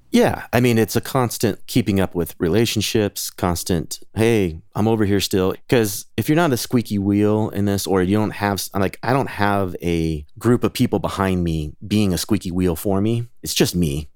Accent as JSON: {"language": "English", "town": "Sacramento", "region": "California", "country": "United States", "tie": "born or raised there", "also_born_or_lived": "Chico, California", "said": "I grew up in Northern California, so not too far away from Chico in Sacramento"}